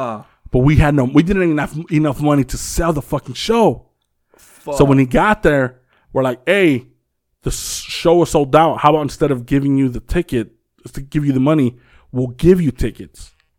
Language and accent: English; Compton, California, United States; Like, we're from Compton or whatever.